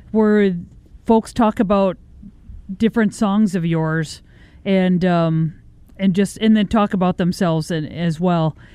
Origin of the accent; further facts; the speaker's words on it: Minnesota, United States; I was really torn between doing we the replacements because we're from Minnesota